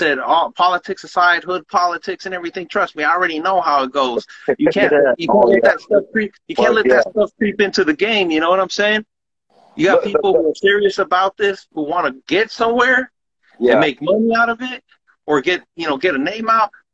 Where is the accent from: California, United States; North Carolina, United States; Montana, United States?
California, United States; Santa Ana; growing up in Santa Ana